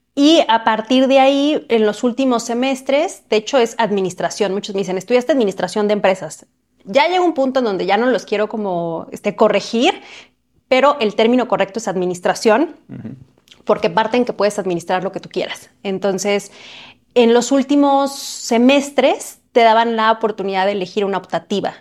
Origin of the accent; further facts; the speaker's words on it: Cuernavaca, Morelos, Mexico; yo nací en una ciudad muy cerca de Ciudad de México que se llama Cuernavaca